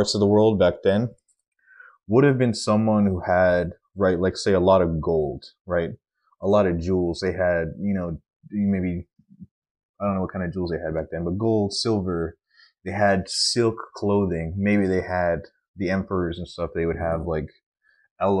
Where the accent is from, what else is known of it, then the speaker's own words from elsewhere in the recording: Texas, United States; I am a Texan, and my family has been in Texas for at least the last 100 years